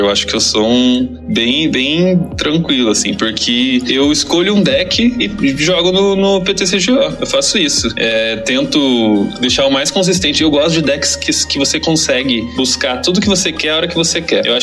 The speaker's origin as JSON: {"language": "Portuguese", "town": "Curitiba", "region": "Paraná", "country": "Brazil", "said": "Sou de Curitiba."}